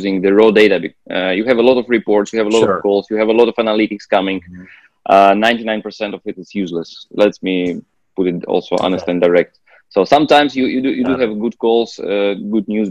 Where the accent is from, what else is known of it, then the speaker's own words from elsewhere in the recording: Russia; moved away; I was originally from Russia